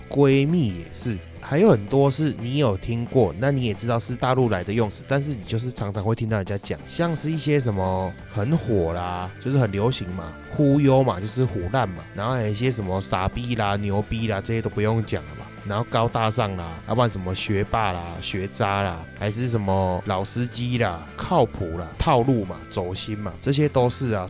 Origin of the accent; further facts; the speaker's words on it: Taiwan; 我身为台湾人